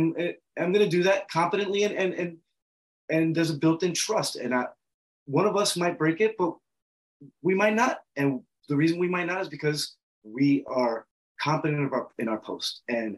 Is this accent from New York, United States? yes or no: yes; New York City, New York, United States; I'm from the Bronx too